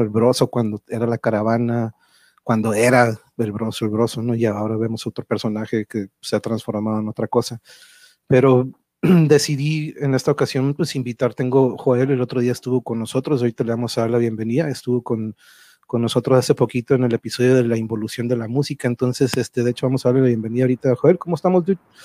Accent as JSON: {"language": "Spanish", "town": "Tijuana", "region": "Baja California", "country": "Mexico", "tie": "born or raised there", "also_born_or_lived": "Mexico City", "said": "yo crecí aquí en Tijuana"}